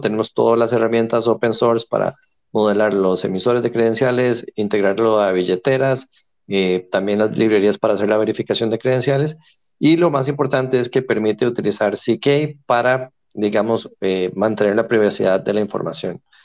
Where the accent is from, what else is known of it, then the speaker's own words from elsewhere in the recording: San José, Costa Rica; soy de San José, Costa Rica